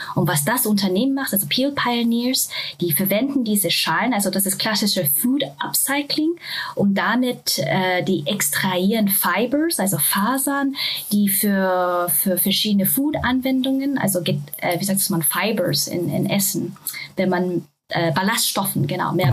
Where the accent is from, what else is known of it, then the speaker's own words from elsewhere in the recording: Japan; German is a second language; now in Germany; Ich bin ursprünglich aus Japan, das heißt, äh, Deutsch ist leider nicht meine Muttersprache